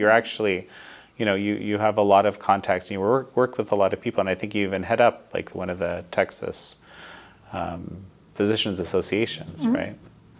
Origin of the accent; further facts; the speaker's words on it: Canada; I'm Canadian, as many of our viewers know, and I, you know, come from a country where it was just a given that what you would call socialized medicine is the greater good